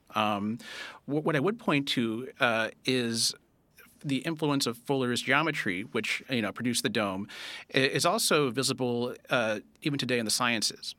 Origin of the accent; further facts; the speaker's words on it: Castro Valley, California, United States; I was born in Castro Valley, uh, California